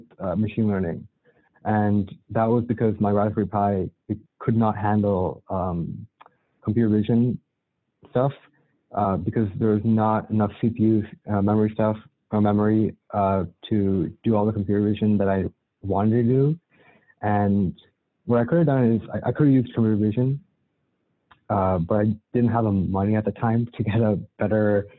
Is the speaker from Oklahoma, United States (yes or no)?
no; Cupertino, California, United States; I'm from the Bay Area, specifically Cupertino